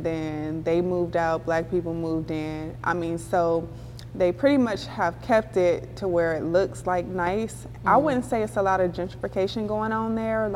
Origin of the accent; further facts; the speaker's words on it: Compton, California, United States; growing up in Compton